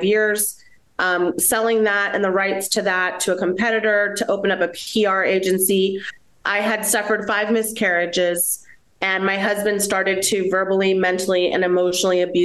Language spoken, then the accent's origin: English; United States; I'm a first generation American. I'm Colombian by my mother, and I am American by my father